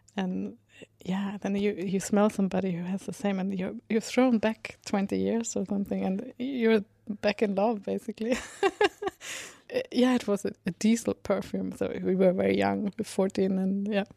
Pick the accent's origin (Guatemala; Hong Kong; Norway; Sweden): Sweden; I write music and I come from Sweden